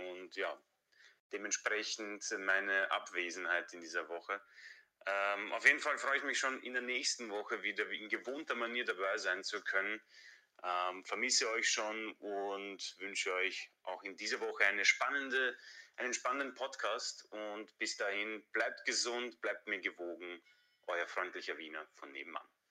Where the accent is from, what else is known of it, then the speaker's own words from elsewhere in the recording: Croatia; now in Vienna, Austria; ich bin in meiner Heimat Kroatien